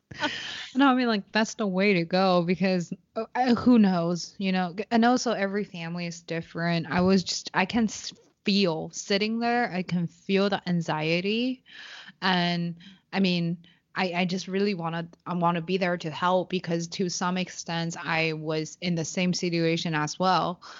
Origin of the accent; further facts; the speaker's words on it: Beijing, China; English is a second language; moved away as an adult; also born or lived in Shanghai; I was born and raised in Beijing